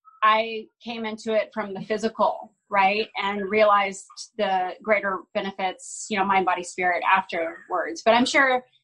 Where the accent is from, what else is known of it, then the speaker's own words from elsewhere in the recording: Austin, Texas, United States; I grew up in Austin, Texas